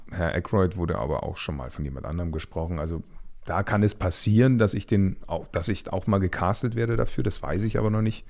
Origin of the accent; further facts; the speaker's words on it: Munich area, Bavaria, Germany; moved away as an adult; now in Berlin, Germany; da, wo ich herkomme